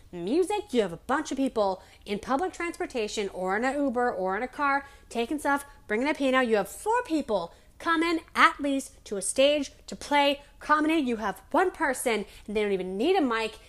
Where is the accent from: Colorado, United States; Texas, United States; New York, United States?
Colorado, United States; Denver; in Denver because I'm from Denver